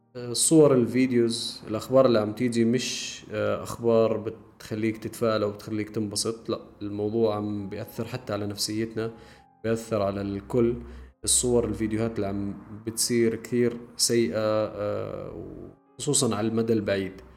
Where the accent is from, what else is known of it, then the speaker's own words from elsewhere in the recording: Jordan; احنا عندنا بالاردن